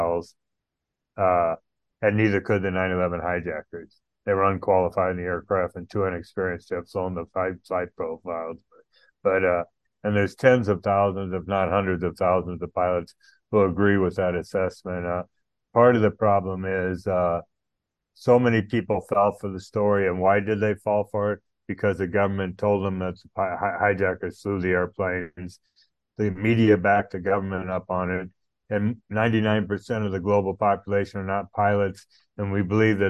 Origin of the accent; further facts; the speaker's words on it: United States; moved away as an adult; now in Islamabad, Pakistan; I'm an American citizen married to a Pakistani who currently resides in Islamabad, Pakistan, where we've lived for the last 14 years